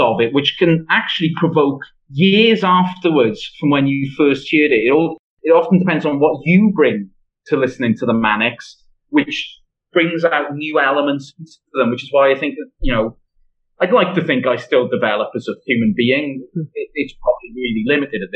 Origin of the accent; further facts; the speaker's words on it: Swansea, Wales, United Kingdom; accent: Swansea; my accent is a bit of a giveaway, isn't it? And, you know, and the way I sing it after every sentence is an even bigger giveaway that I'm from Swansea and not another place in Wales